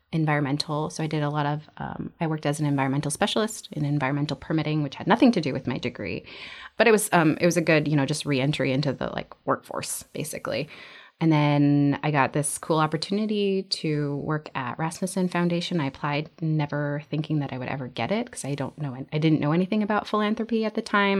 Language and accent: English; Utqiagvik, Alaska, United States; moved away as an adult; also born or lived in Florida / Arizona; I was born and raised in Utkervik, Orbero